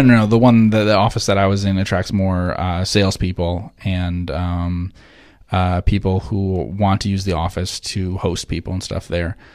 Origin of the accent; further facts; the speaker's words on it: New Jersey, United States; moved away; I'm from New Jersey originally